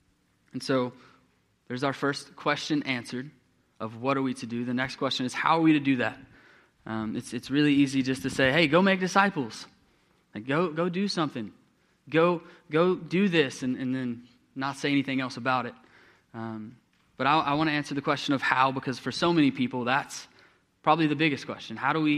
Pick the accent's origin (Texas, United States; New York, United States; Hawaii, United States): Texas, United States; when I was growing up, I grew up in East Texas